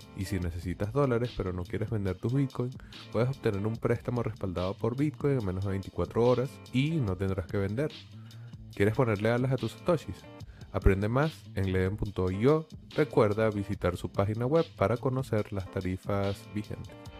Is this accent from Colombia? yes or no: no; Venezuela; somos compañeros y compatriotas